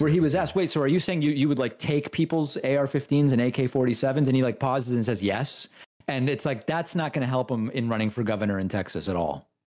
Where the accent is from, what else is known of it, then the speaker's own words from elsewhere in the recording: Argentina; I'm from Argentina